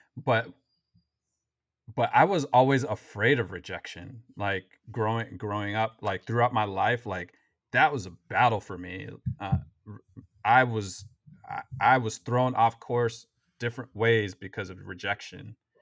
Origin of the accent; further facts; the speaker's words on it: Waukegan, Illinois, United States; I grew up in Waukegan